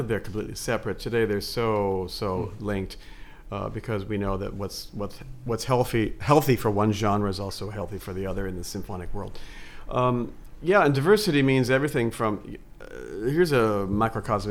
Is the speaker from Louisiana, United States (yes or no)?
no; Richmond, Indiana, United States; moved away as an adult; also born or lived in New York City; I grew up in Richmond, Indiana